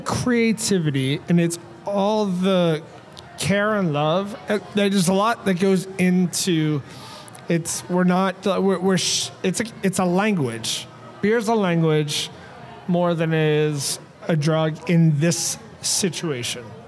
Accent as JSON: {"language": "English", "country": "United States", "said": "as an American"}